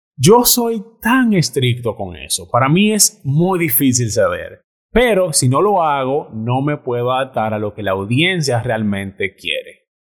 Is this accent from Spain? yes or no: no; Dominican Republic; moved away as an adult; yo me fui de la República Dominicana detrás de un sueño